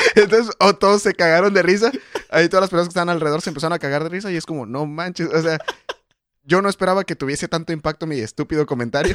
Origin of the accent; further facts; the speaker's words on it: Mexico; Yo soy más mexicano que tú